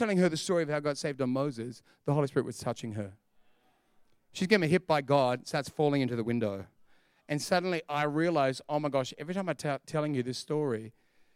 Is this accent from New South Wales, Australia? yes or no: yes; Sydney, New South Wales, Australia; also born or lived in Perth; I'm from Perth, but I grew up in Sydney